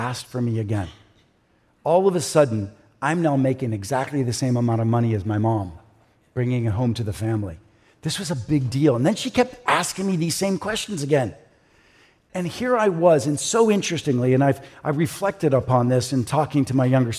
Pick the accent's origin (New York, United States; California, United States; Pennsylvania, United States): Pennsylvania, United States; Pittsburgh; I grew up in Pittsburgh